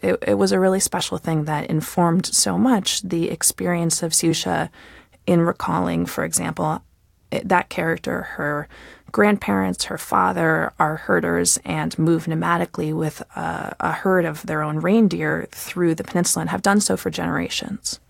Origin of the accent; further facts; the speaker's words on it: United States; as an American